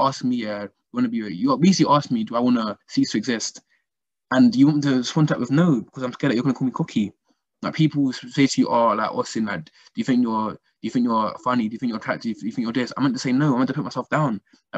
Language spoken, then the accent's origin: English; Nigeria; I'm from Nigeria, seeing the amount of work needs to be done back home in Africa and all that kind of stuff